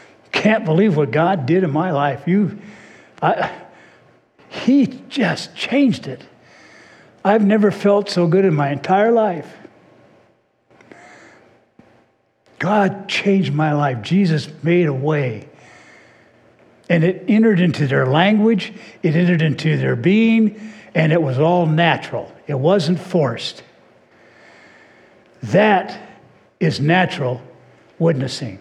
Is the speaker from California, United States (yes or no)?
yes; Orange County, California, United States; I grew up in Orange County